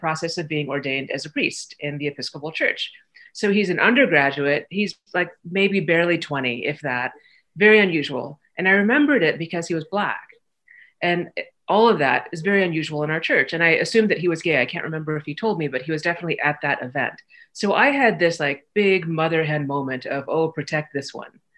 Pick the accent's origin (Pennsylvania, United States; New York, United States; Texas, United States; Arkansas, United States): Texas, United States; Garland; home I grew up in is in Garland, Texas